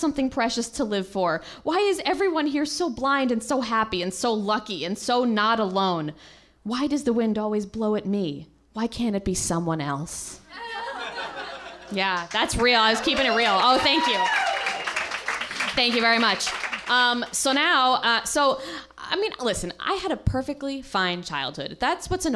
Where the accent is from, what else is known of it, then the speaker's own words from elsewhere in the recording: Guilford, Connecticut, United States; now in Los Angeles, United States; I grew up in Guilford, Connecticut